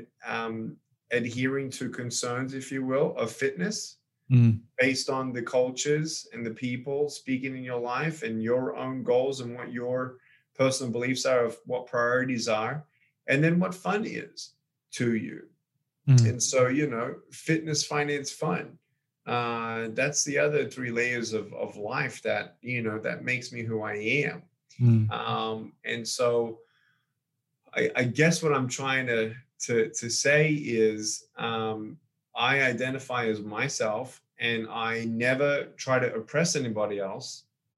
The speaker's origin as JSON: {"language": "English", "country": "Australia", "tie": "born or raised there", "also_born_or_lived": "California", "moved": "yes", "lives_now": "Texas, United States", "said": "born and raised in Australia. now living in America, moved from California to Texas last 12 months"}